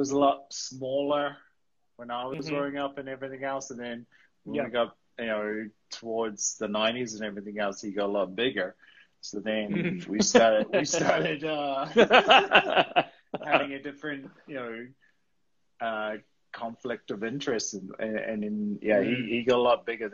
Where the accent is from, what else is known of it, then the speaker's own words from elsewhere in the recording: Greymouth, West Coast, New Zealand; moved away as an adult; now in Canada; We were growing up in Greymouth